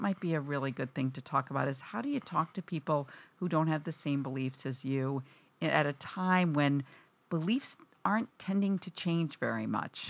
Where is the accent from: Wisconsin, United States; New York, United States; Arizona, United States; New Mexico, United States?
Wisconsin, United States; now in East Coast, United States; I grew up in Wisconsin.